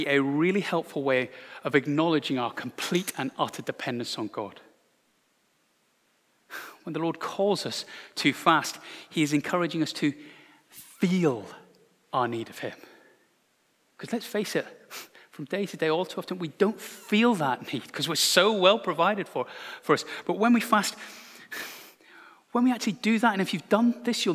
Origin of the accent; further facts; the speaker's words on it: Glasgow, Scotland, United Kingdom; Growing up in Glasgow in the 1980s